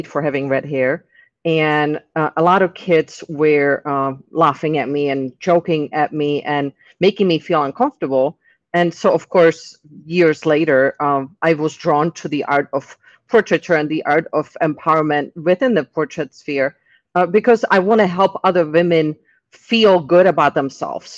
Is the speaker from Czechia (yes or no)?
yes; Czechia; English is a second language; moved away as an adult; now in Tampa, United States; I'm originally from the Czech Republic. I've lived here in the U.S. since my 18th birthday